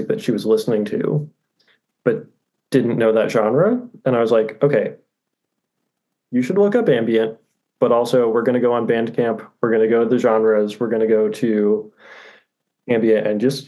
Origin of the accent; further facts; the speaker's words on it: Austin, Texas, United States; moved away as an adult; also born or lived in Commerce, Texas / Lincoln, Nebraska; now in High Point, United States; I grew up in Austin, Texas